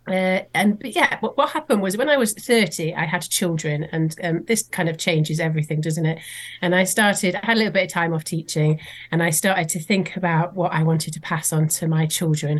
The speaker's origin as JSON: {"language": "English", "town": "Swansea", "region": "Wales", "country": "United Kingdom", "tie": "born or raised there", "said": "I grew up in Swansea"}